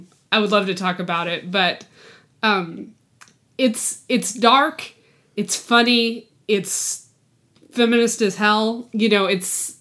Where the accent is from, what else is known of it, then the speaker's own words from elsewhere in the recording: New Mexico, United States; White Sands, New Mexico, which is a place where I grew up